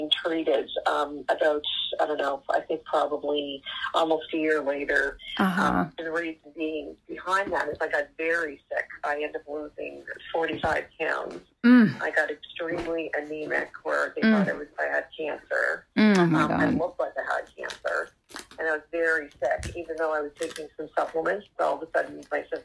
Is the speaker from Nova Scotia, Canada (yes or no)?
yes; Nova Scotia, Canada; I'm from Nova Scotia, Canada.